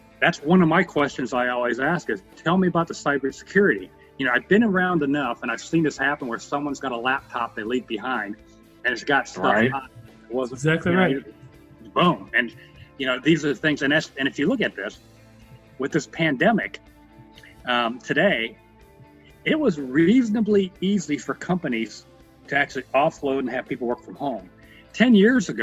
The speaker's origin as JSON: {"language": "English", "country": "South Korea", "tie": "born or raised there", "moved": "yes", "lives_now": "United States", "said": "I wasn't born in the United States. My mom was born in Korea. I was born in Korea"}